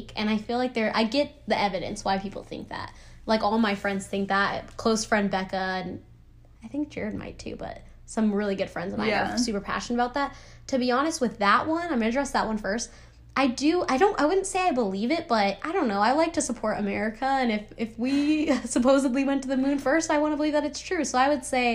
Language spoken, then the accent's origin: English; New Mexico, United States; moved away; I'm from New Mexico